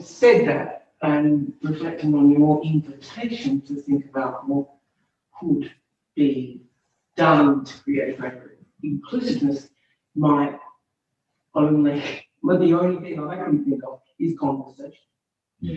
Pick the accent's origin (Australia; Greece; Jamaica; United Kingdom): Australia; my experience growing up with Anzac Day as an Australian woman